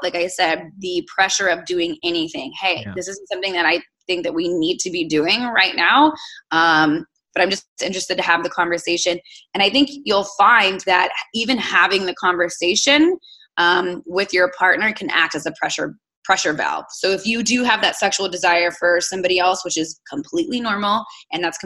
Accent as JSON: {"language": "English", "region": "South Texas", "country": "United States", "tie": "born or raised there", "said": "I'm born and raised in South Texas"}